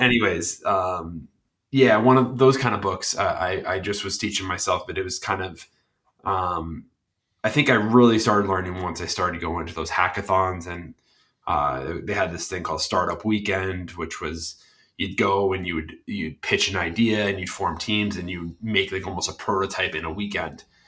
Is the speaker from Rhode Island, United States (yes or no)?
yes; Cranston, Rhode Island, United States; now in Massachusetts, United States; I grew up in Cranston, Rhode Island